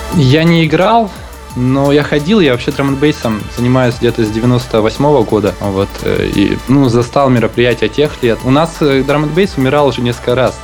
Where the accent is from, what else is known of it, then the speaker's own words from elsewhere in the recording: Krasnoyarsk, Krasnoyarsk Krai, Russia; moved away; я из Красноярска